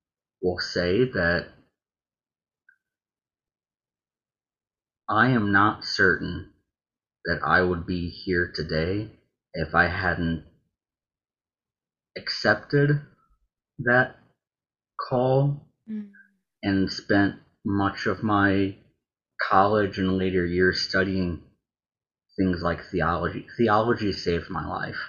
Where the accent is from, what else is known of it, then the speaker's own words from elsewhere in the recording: right outside of Nashville, Tennessee, United States; I grew up right outside of Nashville